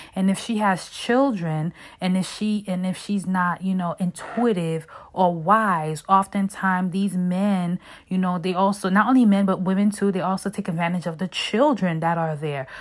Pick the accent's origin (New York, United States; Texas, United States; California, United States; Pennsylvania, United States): New York, United States; Brooklyn; growing up in Brooklyn, you know, I grew up seeing so much